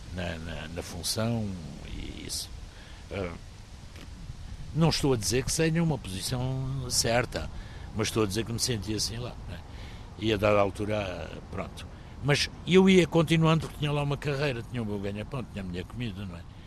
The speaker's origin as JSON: {"language": "Portuguese", "region": "Maputo", "country": "Mozambique", "tie": "born or raised there", "also_born_or_lived": "Beira, Mozambique / Porto, Portugal", "moved": "as an adult", "lives_now": "Évora, Portugal"}